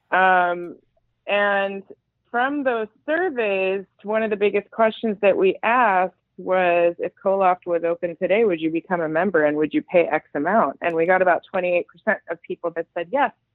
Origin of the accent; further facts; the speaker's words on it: Los Angeles, California, United States; also born or lived in Iran / East Coast, United States; I've been in LA since I was six years old